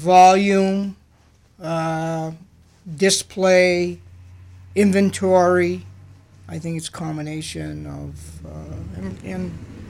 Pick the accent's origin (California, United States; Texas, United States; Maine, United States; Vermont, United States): Maine, United States; Auburn; I actually grew up in Auburn.